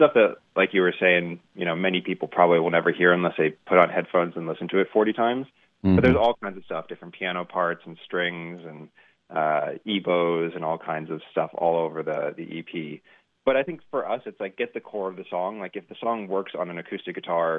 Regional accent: United States; I was born in the States, but my dad was born in Scotland

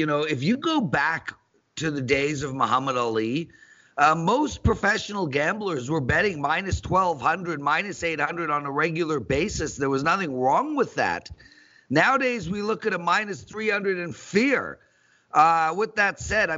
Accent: South Africa; I'm South African.

